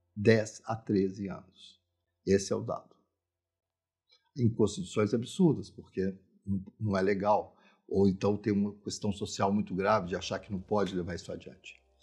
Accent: Minas Gerais, Brazil; eu sou mineiro, eu sou mineiro de muitas gerações, eu sou mineiro brasileiro

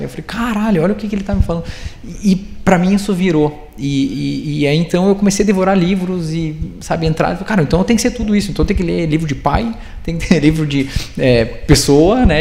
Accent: Rio Grande do Sul, Brazil; moved away; also born or lived in Curitiba; Eu sou gaúcho

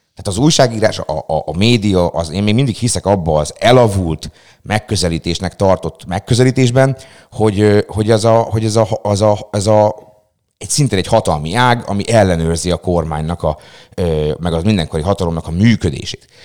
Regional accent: Szeged, Csongrád-Csanád, Hungary; Én mondjuk például pont egy olyan lakótelepi részen nőttem fel gyerekkoromban

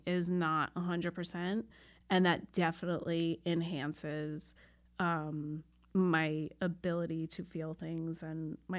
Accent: Long Island, New York, United States; moved away as an adult; I grew up on Long Island, so we did go to Manhattan a lot

